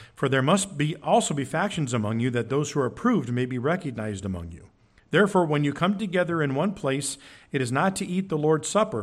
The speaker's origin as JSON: {"language": "English", "town": "Curtis", "country": "United States", "tie": "born or raised there", "also_born_or_lived": "Oregon / Genoa", "said": "When I was growing up, we moved from Oregon to Curtis. I went to Genoa."}